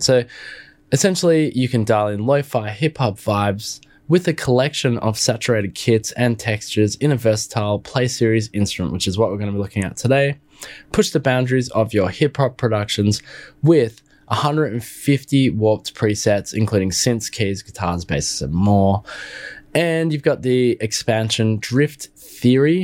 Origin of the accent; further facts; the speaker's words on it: Australia; I'm Australian